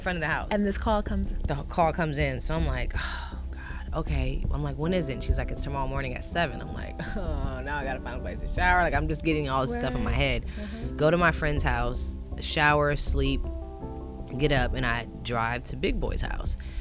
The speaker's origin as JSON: {"language": "English", "region": "Ohio", "country": "United States", "moved": "yes", "said": "I'm from Ohio"}